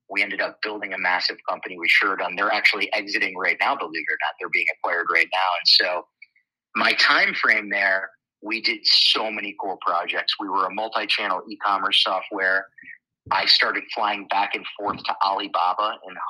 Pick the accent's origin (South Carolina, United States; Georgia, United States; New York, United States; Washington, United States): New York, United States; Schenectady; I am born and raised in Schenectady, New York. That's where I grew up.